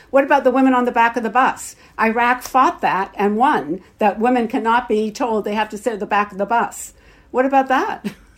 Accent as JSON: {"language": "English", "country": "Canada", "also_born_or_lived": "Toronto", "said": "as Canadian Jews"}